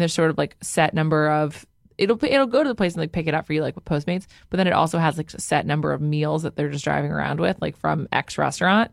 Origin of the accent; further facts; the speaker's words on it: New York, United States; I'm from the Upper West Side